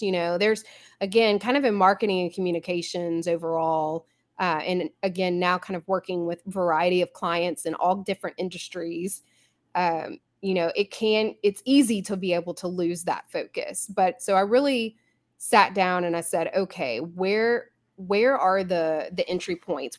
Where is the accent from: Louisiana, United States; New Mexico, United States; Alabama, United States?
Louisiana, United States; Baton Rouge; I am in Baton Rouge, Louisiana. This is actually my hometown